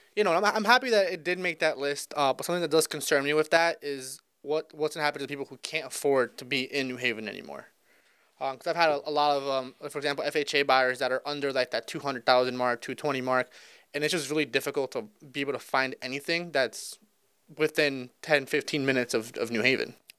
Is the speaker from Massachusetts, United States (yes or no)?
no; East Haven, Connecticut, United States; I grew up here in the East Haven area, right where our office is